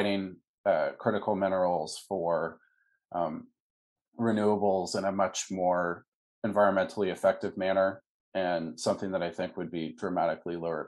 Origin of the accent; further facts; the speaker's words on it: Seattle, Washington, United States; When I was a young kid, I grew up in Seattle, Washington